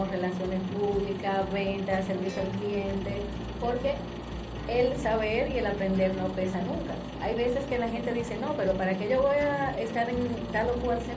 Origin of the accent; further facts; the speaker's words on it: Dominican Republic; somos dominicanos